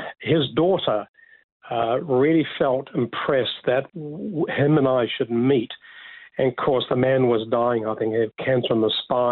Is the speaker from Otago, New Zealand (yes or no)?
yes; Dunedin, Otago, New Zealand; moved away as an adult; now in Australia; I was born in Dunedin in the South Island